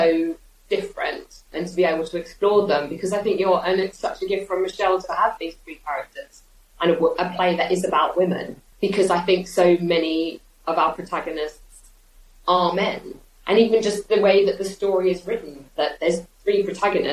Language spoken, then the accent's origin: English; Australia; now in United Kingdom; I grew up in Australia